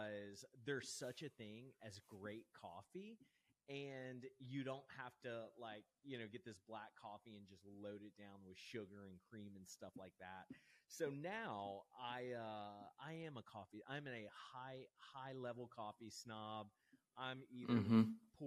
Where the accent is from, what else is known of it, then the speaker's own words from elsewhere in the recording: Louisiana, United States; growing up in Louisiana